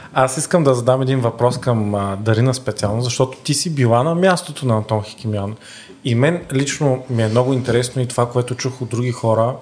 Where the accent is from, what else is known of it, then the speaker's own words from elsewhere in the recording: Varna, Varna Province, Bulgaria; Аз като варненец